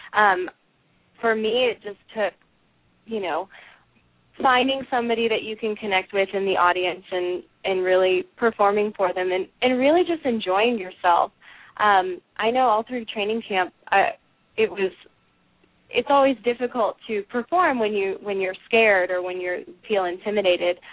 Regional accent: Dallas, Texas, United States; I grew up here in Dallas

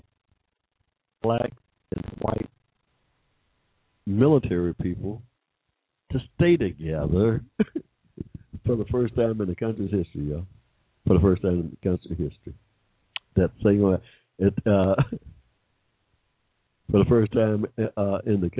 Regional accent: Georgia, United States; I was born in Georgia

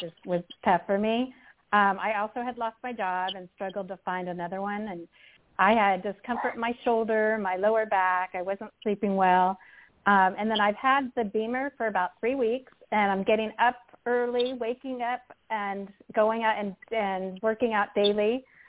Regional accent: California, United States; from California.

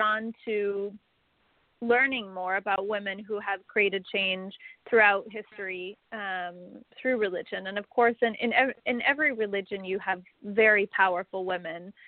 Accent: Salt Lake City, Utah, United States; I grew up in Salt Lake City, Utah

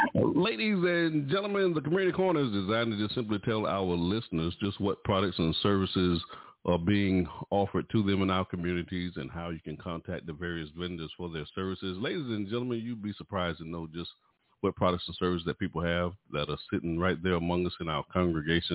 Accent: High Point, North Carolina, United States; we was raised up in the same city

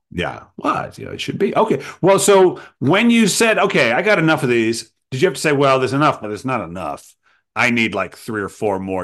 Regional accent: Rhode Island, United States; my native Rhode Island. Ah, my home state

